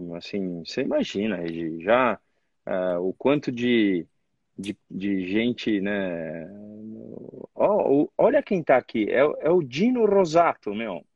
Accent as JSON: {"language": "Portuguese", "country": "Brazil", "said": "como brasileiro"}